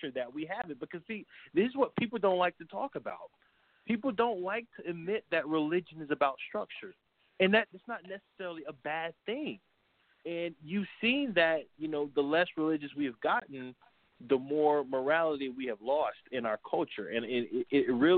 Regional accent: New York City, New York, United States; I'm from New York City

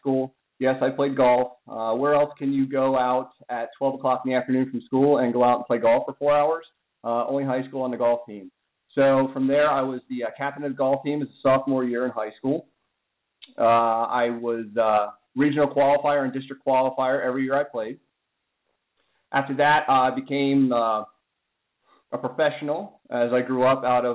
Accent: Pennsylvania, United States; I'm from Pennsylvania

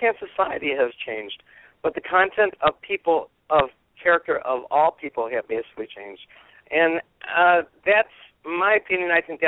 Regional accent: Detroit, Michigan, United States; I was born and raised in Detroit, and I live basically in a suburb. My dad basically walked to Detroit from Pennsylvania from the coal mines because this is where the jobs were.

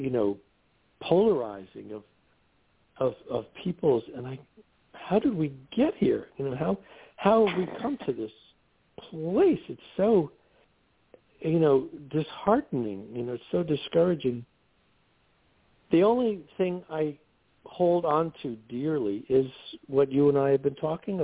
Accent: New York, United States; I'm a New Yorker, okay? I grew up in New York

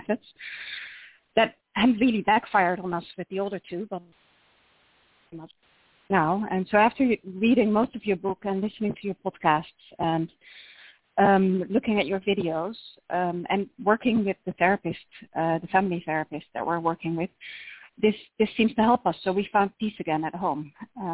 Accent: Netherlands; accent: Dutch; English is a second language; moved away as an adult; also born or lived in United States; you can tell by my accent that we're Dutch, but we have lived in the U.S. for 8 years

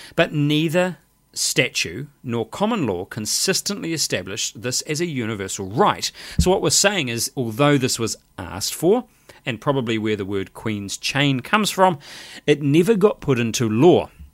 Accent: New Zealand; Me as a New Zealander

